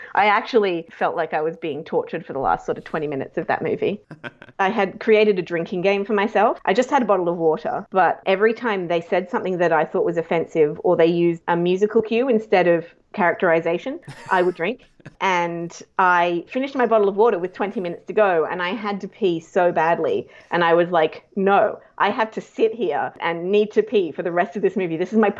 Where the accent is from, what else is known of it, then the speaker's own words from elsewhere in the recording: Japan; also born or lived in South Korea; now in Australia; I grew up in Japan and Korea. My dad is a diplomat, and I first moved to Yokohama in Japan when I was 3 months old and lived in Yokohama for 3 years, then Tokyo for two